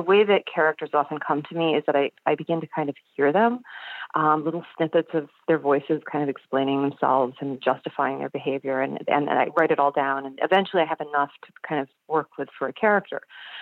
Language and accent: English; Michigan, United States; I grew up in Michigan